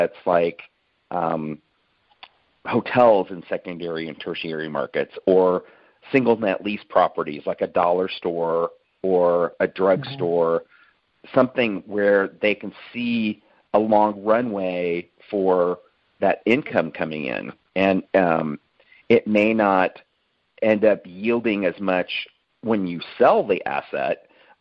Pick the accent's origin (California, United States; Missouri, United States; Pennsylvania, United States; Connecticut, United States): Missouri, United States; Kansas City; now in Austin, United States; I grew up in Kansas City.